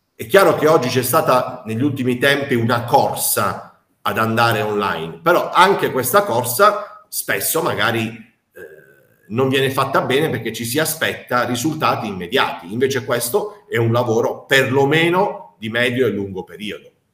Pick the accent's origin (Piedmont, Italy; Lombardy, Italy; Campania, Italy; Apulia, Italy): Apulia, Italy; da noi. Eh, in Puglia